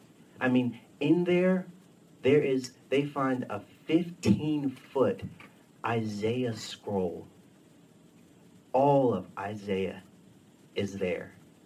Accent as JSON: {"language": "English", "region": "Texas", "country": "United States", "said": "I moved up here from Texas. You know, we didn't have any Amish people where I was from, so I'd heard about them."}